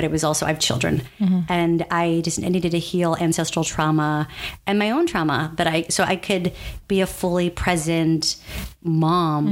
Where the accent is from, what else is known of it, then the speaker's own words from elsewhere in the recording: San Antonio, Texas, United States; moved away as an adult; also born or lived in New York City; I was born in San Antonio, Texas. Mm-hmm. My parents were born in San Antonio, Texas